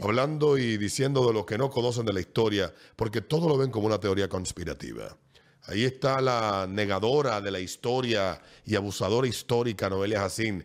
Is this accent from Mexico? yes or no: no; Dominican Republic; lo que hoy somos dominicanos